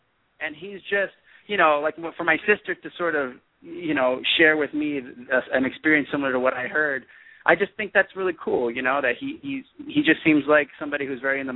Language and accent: English; East Coast, United States; moved away as an adult; also born or lived in New York; now in Los Angeles, United States; I'm from the East Coast originally